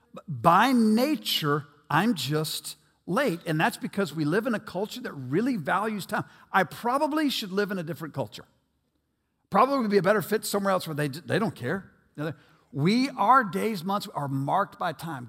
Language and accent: English; United States; I will never apologize for being an American